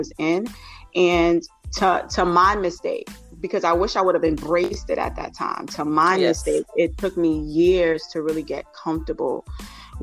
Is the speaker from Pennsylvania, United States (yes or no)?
no; New York City, New York, United States; I am originally from New York City, and my parents are Jamaican, so I'm Jamaican heritage, first generation Jamaican